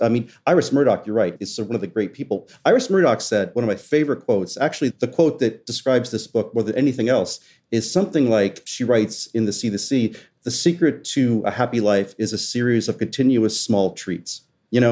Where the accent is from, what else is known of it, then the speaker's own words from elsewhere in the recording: West Virginia, United States; moved away; also born or lived in Southwest Florida; When I was young, growing up in West Virginia and then in Southwest Florida